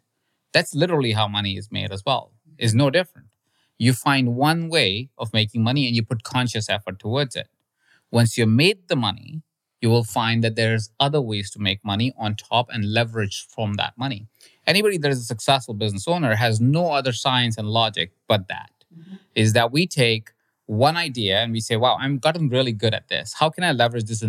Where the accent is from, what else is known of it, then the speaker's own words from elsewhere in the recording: India; moved away; I grew up in India